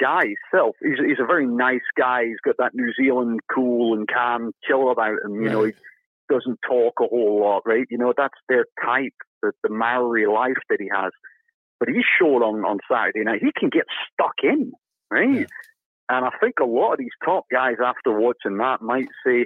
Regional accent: England, United Kingdom; now in Glasgow, United Kingdom; I'm an Englishman

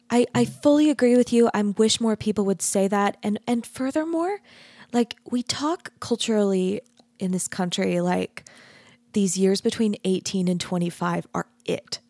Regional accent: Arizona, United States; I grew up in Arizona, which is even more of a grid than Utah is

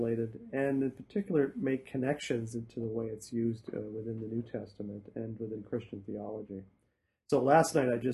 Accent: Saskatchewan, Canada; moved away as an adult; also born or lived in Toronto / Truro, Nova Scotia; now in Hamilton, Canada; grew up in Canada, grew up in Saskatchewan

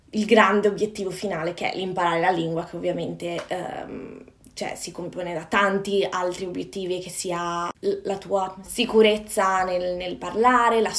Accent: Padua, Veneto, Italy; moved away as an adult; now in London, United Kingdom; sono nata e cresciuta a Padova, nel Veneto, nel nord Italia, e però da quasi 5 anni vivo e lavoro

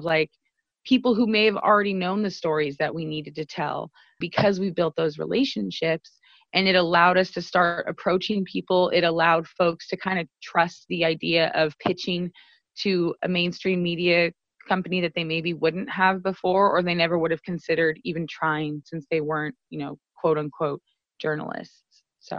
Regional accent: Sacramento, California, United States; I'm Mexican, you know, I'm a woman, there's different intersections that I happen across. I come from Oak Park, which is a marginalized community here in Sacramento, which is now being gentrified.

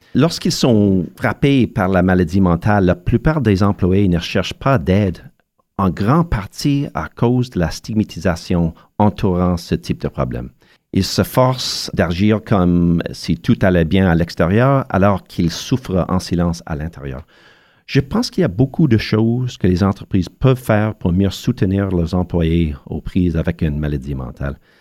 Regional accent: Montreal, Quebec, Canada; mon enfance à Montréal

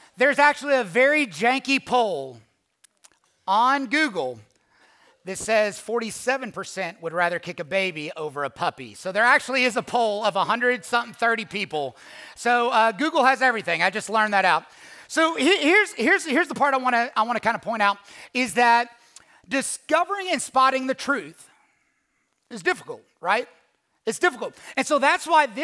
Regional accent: Louisville, Kentucky, United States; moved away as an adult; now in Atlanta, United States; Born and raised in Louisville, Kentucky

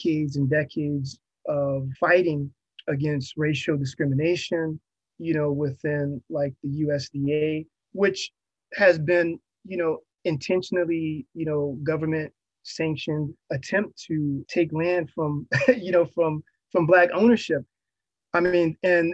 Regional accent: Hampton, Virginia, United States; growing up in Hampton

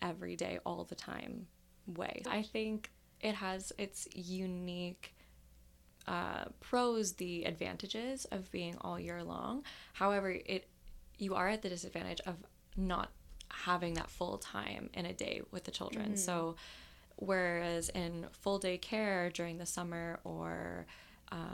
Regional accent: Windsor, Ontario, Canada; moved away as an adult; now in London, Canada; I started working with nonprofits in my hometown, which is Windsor, Ontario, and when I decided to move to London

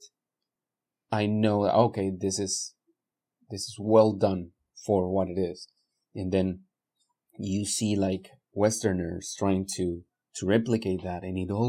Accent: Mexico; moved away; When I was growing up in Mexico

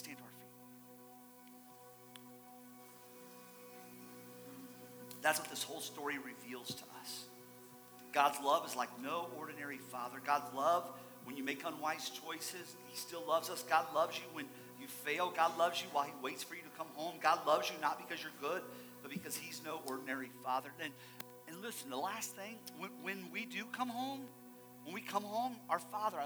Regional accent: Ohio, United States; moved away; I am from Ohio

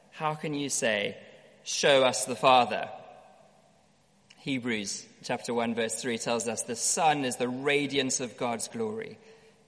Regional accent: South Africa; growing up in South Africa

